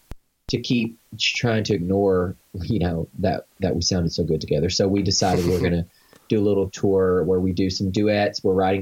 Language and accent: English; Arkansas, United States; But we're both from Arkansas